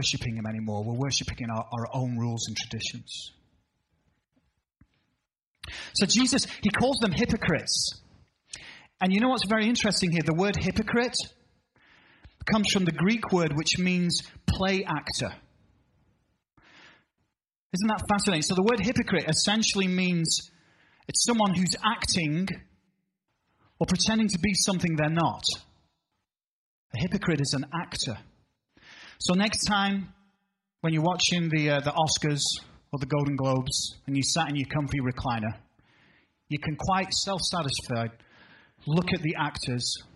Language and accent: English; United Kingdom; now in United States; as a Brit